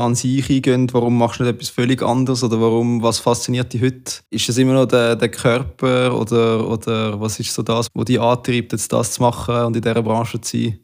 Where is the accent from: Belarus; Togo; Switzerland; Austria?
Switzerland; bei uns in der Schweiz